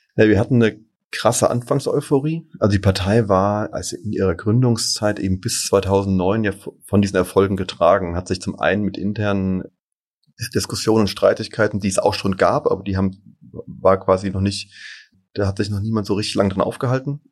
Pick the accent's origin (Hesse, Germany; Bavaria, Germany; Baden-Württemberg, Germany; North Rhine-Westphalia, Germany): Hesse, Germany; Darmstadt; moved away as an adult; also born or lived in Erlangen / Munich; Ich bin in Darmstadt geboren und war auch genau aufgewachsen, zur Schule gegangen